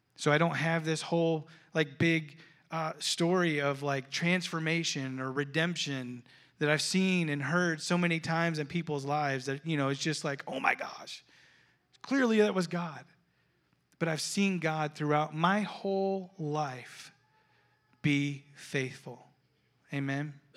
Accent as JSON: {"language": "English", "region": "Florida", "country": "United States", "tie": "born or raised there", "said": "I grew up in Florida"}